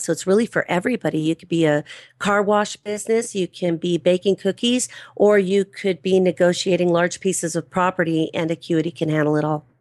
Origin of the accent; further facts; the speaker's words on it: Los Angeles County, California, United States; I'm a native Californian. I was born and raised in Los Angeles County